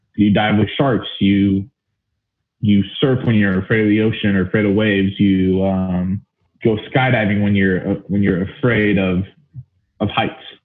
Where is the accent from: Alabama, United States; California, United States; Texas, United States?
California, United States; Alpine; Alpine's uh, it's a small town, East County, San Diego, and I grew up there since I was two years old.